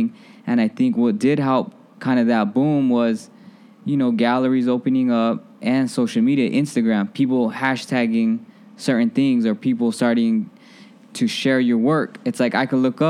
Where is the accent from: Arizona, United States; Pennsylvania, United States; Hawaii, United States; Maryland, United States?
Arizona, United States; Phoenix; moved away as an adult; now in Chicago, United States; I was bred and fed in Phoenix, Arizona, and that's still home